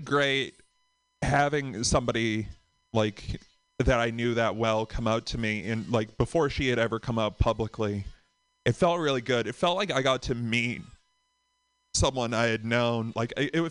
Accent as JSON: {"language": "English", "town": "Boston", "region": "Massachusetts", "country": "United States", "said": "from Boston"}